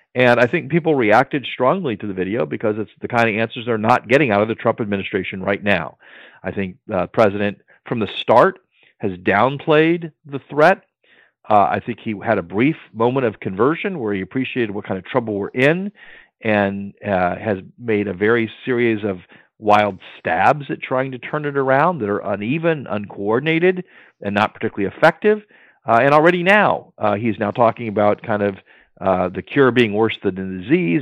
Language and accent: English; Maryland, United States; my home state of Maryland